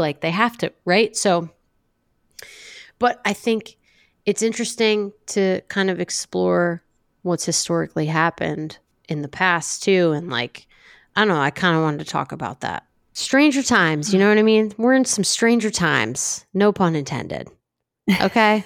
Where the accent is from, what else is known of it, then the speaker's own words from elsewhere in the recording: Ocean City, New Jersey, United States; moved away; I grew up in Ocean City, and, you know, I'm, I have deep ties there